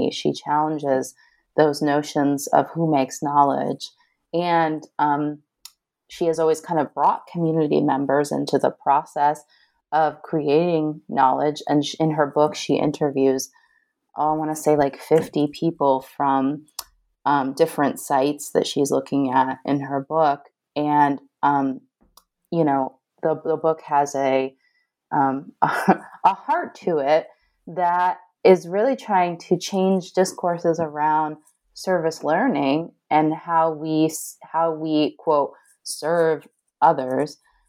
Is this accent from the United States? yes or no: yes; Northeast, United States; I grew up in the Northeast. I don't think I knew anybody with an accent until, you know, graduate school.